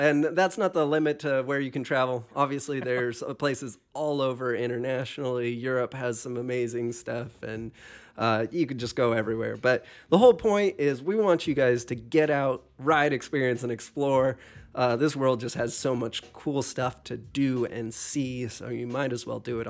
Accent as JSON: {"language": "English", "region": "Pacific Northwest", "country": "United States", "tie": "born or raised there", "said": "And I grew up kind of in the Northwest, and back in the day, I was not a Boise fan."}